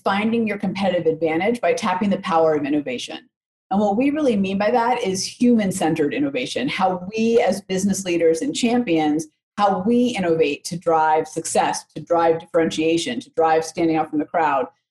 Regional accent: Oakland, California, United States; now in Denver, United States; I grew up in Oakland, California.

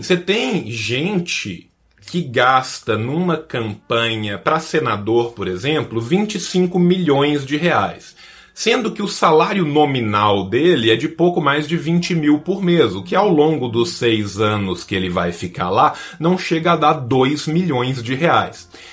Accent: Minas Gerais, Brazil; also born or lived in São Paulo; Eu que sou de Minas

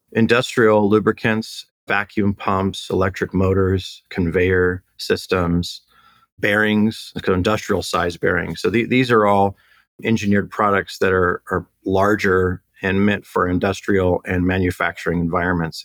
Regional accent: Temecula, California, United States; also born or lived in Long Beach, California / Orange County, California; born and raised in uh, SoCal. So originally born in Long Beach, and then moved out to the Temecula area when I was a kid. So my parents raised me out here

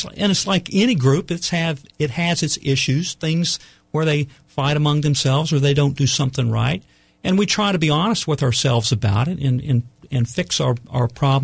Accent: Oklahoma, United States; moved away as an adult; also born or lived in Maryland; now in North Carolina, United States; I was born and raised in Oklahoma

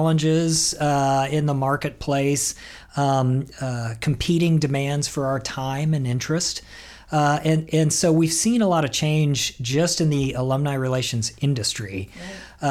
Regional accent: Lawrence, Kansas, United States; moved away as an adult; now in Boise, United States; the University of Kansas in Lawrence, Kansas, which was my hometown. It's where my wife and I grew up together.

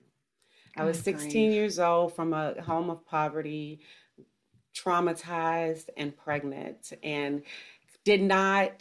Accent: Mississippi, United States; also born or lived in Florida; now in Georgia, United States; I grew up in poverty in Mississippi

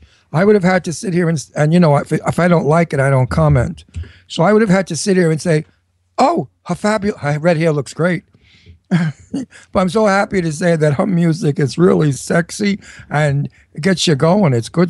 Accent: Brooklyn, New York, United States; accent: Brooklyn; So with my Brooklyn accent, I could be your father in a minute.

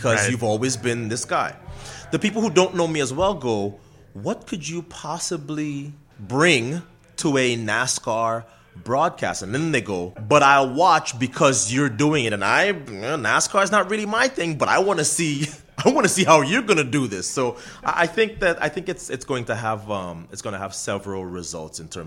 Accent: Trinidad & Tobago; moved away; we both have Trinidadian parents, and I'm born and raised in Trinidad

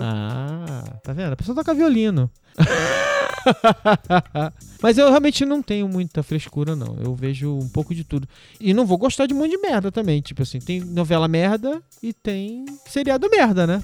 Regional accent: Brazil; Os anos 70 e 80, onde eu cresci no Brasil

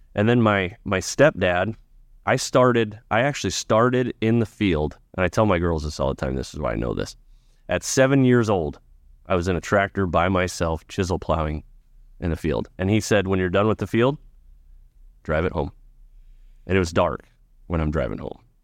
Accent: Ashton, Nebraska, United States; growing up in Ashen was great

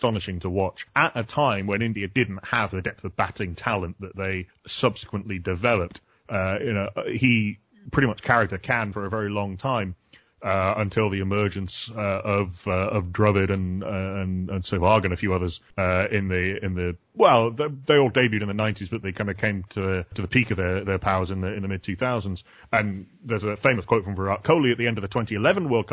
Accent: Yorkshire and the Humber, United Kingdom; I'm from Yorkshire as well

